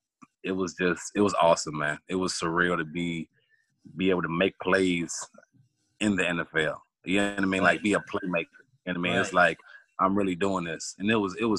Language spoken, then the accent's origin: English; Cleveland, Ohio, United States; I'm from Cleveland, Ohio.